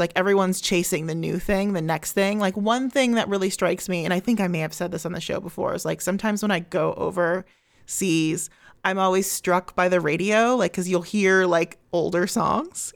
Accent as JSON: {"language": "English", "area": "just outside of Columbus", "region": "Ohio", "country": "United States", "tie": "born or raised there", "moved": "yes", "lives_now": "Chicago, United States", "said": "grew up just outside of Columbus, Ohio, uh, from, like, ten on"}